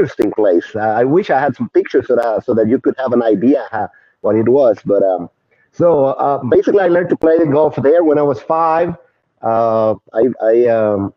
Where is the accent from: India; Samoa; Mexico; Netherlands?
Mexico; Saltillo, Coahuila; now in San Antonio, United States; I'm originally from Saltillo, Mexico, really close to Monterey, about 45 minutes going west